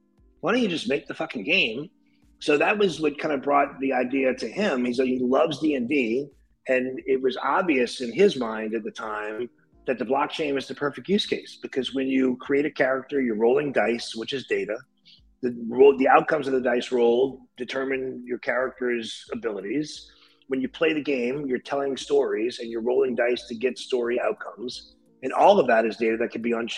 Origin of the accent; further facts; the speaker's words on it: New Orleans, Louisiana, United States; moved away; I'm from New Orleans. I moved back home when I opened a division for Audio Socket down here in New Orleans